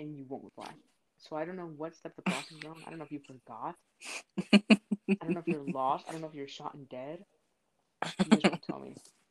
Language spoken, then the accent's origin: English; South Florida, United States; I'm Florida born and raised.